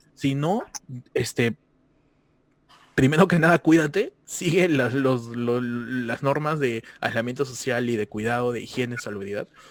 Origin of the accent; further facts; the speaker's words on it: Peru; moved away; yo soy peruano toda la vida